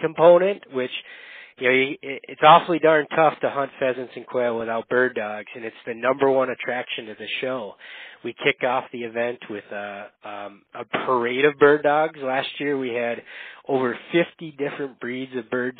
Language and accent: English; Upper Peninsula of Michigan, United States; born or raised there; moved away as an adult; now in Minnesota, United States